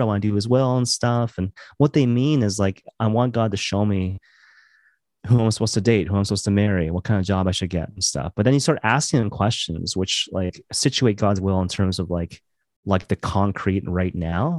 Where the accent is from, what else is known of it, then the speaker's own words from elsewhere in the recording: Maple Ridge, British Columbia, Canada; moved away as an adult; also born or lived in Vancouver / Halifax; now in Toronto, Canada; I grew up in Maple Ridge, and I, I, I moved to Vancouver, um, kinda later on